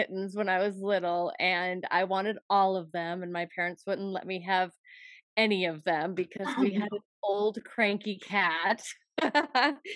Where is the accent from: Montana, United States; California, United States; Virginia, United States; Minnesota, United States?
Montana, United States; growing up in Montana